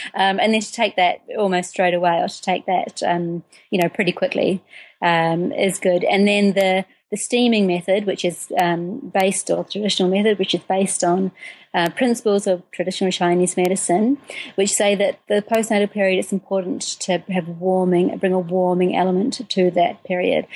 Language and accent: English; New Zealand; moved away as an adult; also born or lived in United Kingdom; I'm originally from New Zealand. I um, spent first 20 four years of my life there.